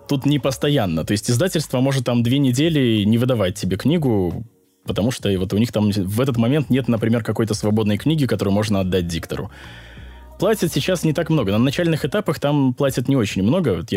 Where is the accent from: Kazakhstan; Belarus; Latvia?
Belarus; я не знаю, продается ли в России, но вот я, я сам из Беларуси, и в Беларуси он не продается.